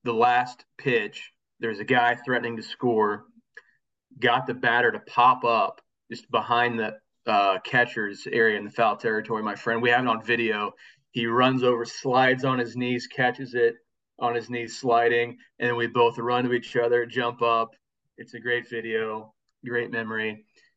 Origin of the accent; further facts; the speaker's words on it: Kansas, United States; now in Springfield, United States; I grew up in Kansas, and that is more Royals country